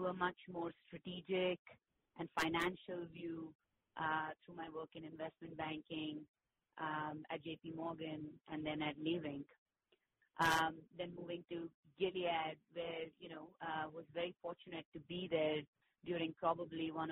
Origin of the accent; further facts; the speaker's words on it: India; moved away as an adult; now in United States; I grew up in India. So making the transition that I made to move to the U.S. to get further educated